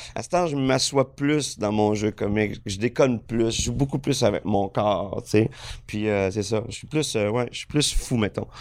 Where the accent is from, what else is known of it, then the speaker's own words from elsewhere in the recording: Lac Saint-Jean, Quebec, Canada; moved away; also born or lived in Estrie; je faisais du, du bateau avec mon oncle, euh, sur le Lac Saint-Jean tout, tout l'été, en jeunesse